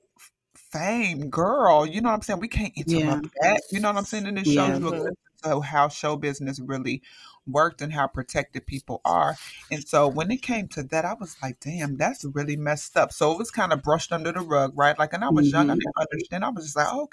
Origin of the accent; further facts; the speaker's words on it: Chicago, Illinois, United States; I grew up in Chicago. I'm a Chicago native